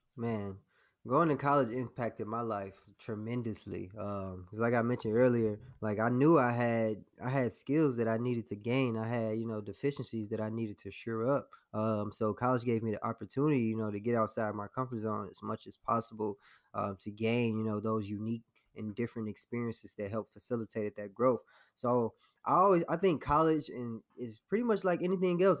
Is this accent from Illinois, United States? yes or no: yes; Harvey, Illinois, United States; my story started um, in Harvey, Illinois. So I was born in the south suburbs of Chicago